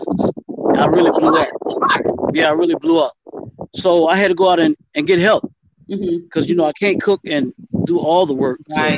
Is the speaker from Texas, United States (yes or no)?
no; Orangeburg, South Carolina, United States; also born or lived in Charlotte, North Carolina / Greenwood, South Carolina; I'm from Orangeburg, South Carolina. I've been around a long time in the community.